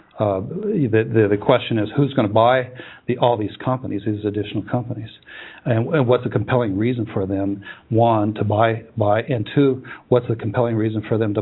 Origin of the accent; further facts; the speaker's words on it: Huntington Beach, California, United States; I was born in Huntington Beach, California